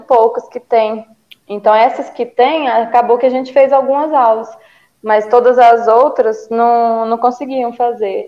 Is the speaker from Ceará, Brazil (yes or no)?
yes; Ceará, Brazil; moved away as an adult; also born or lived in Belo Horizonte; now in Minas Gerais, Brazil; sou do Ceará, é, mas moro em Minas há 12 anos, vim para estudar, acabei ficando